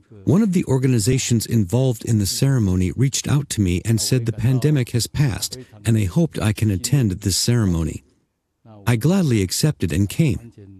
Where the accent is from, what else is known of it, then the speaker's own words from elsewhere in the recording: Zhangpu County, Fujian, China; I'm originally from Zhangpu County in Zhangzhou, Fujian Province. As a Chinese descendant, we genuinely admire Xuanyuan Huang Di.